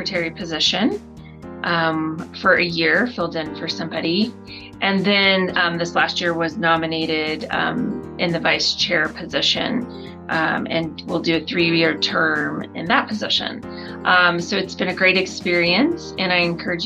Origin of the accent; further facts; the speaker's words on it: Florida, United States; moved away as an adult; also born or lived in Birmingham, Alabama; now in Denver, United States; I am originally from Florida.